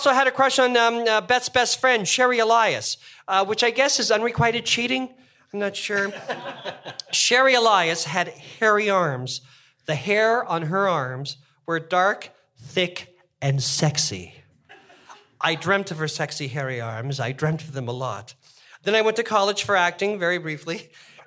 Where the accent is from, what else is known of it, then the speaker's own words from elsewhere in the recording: Toronto, Ontario, Canada; I grew up in Toronto